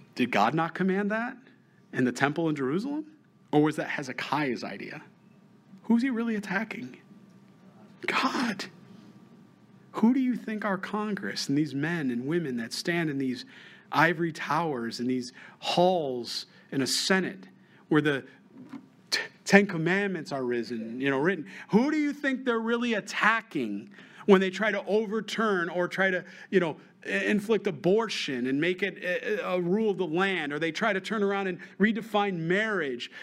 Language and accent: English; New York, United States; moved away; I'm from New York, so I, I, still have family, so have friends